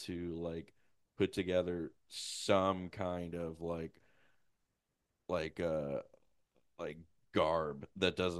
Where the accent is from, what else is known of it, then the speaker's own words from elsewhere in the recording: Puxico, Missouri, United States; my hometown, my home school